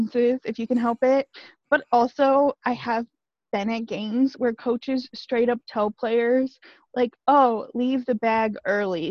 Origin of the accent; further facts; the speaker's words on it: Iowa, United States; we're from Iowa